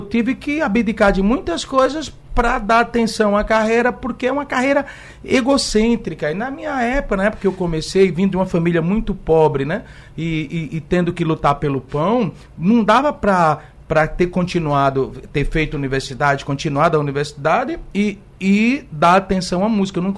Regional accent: Igarassu, Pernambuco, Brazil; born there; now in Recife, Brazil; Nasci em Igaraçu, em, numa casa de taipa

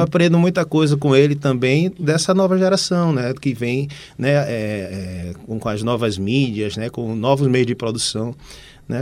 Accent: Recife, Pernambuco, Brazil; eu sou daqui de Recife mesmo, da Boa Vista

